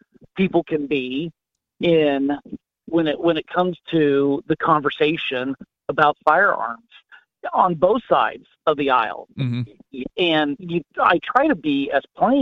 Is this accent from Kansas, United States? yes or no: yes; Kansas, United States; born or raised there